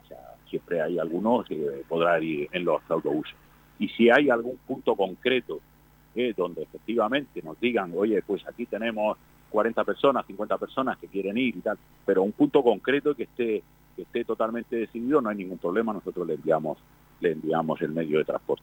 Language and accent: Spanish; Spain; Somos ciudadanos de este país, somos españoles